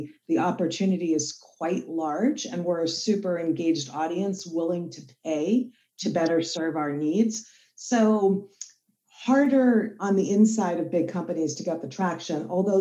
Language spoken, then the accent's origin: English; East Brunswick, New Jersey, United States; I grew up in East Brunswick, so we're Jersey girls